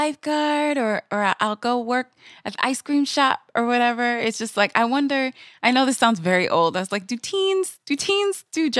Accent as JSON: {"language": "English", "region": "Michigan", "country": "United States", "also_born_or_lived": "New York", "said": "I'm from Michigan and I spent a long time in New York."}